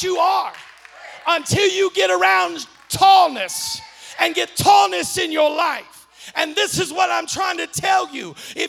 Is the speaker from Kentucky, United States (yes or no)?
yes; Kentucky, United States; accent: Eastern Kentucky; And I said to myself in my Eastern Kentucky accent, Lord, I sure is short.